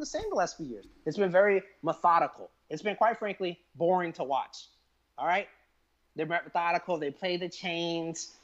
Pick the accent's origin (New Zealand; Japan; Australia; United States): United States; the South; also born or lived in West Coast; I'm from the South